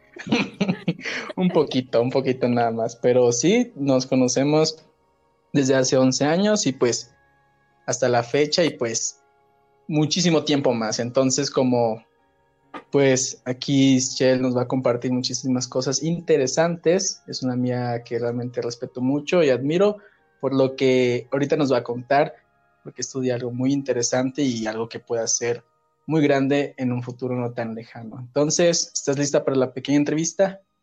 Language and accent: Spanish; Ciudad del Carmen, Campeche, Mexico; allá Ciudad del Carmen, Campeche